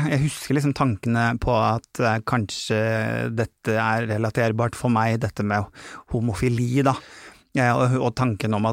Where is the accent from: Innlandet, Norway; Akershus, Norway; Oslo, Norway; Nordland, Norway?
Nordland, Norway; Bodø; born there; also born or lived in Harstad / Kristiansund; Jeg er jo født nordpå. Jeg er født i Bodø. Hatt eh, sterke, sterke, relasjoner til familien min som er på Kjerringøy, som er utenfor Bodø.